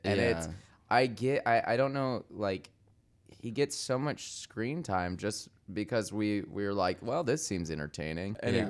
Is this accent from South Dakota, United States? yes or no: no; Michigan, United States; it means something in my world where I grew up in Michigan and people shit on me for being gay.